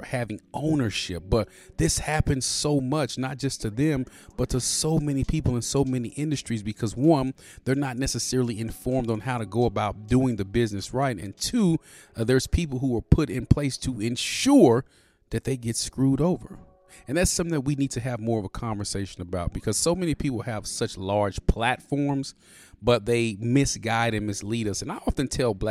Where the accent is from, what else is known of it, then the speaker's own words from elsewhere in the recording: United States; I grew up in the hood. I'm from Pleasant Grove. I love my neighborhood. I love my city